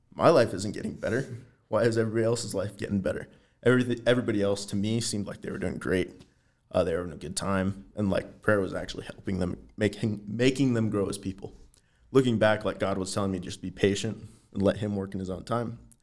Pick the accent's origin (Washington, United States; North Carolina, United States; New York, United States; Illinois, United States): Washington, United States; Everett; moved away as an adult; now in Helena, United States; I'm from Western Washington, from a town called Everett, which is just a little bit north of Seattle